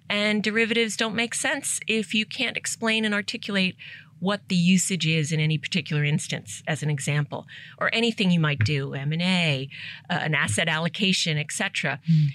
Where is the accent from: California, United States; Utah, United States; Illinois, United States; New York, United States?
New York, United States; New York City; first language English; moved away as an adult; also born or lived in Asia; I grew up in Staten Island because it was the only place they could rent a home or buy a home.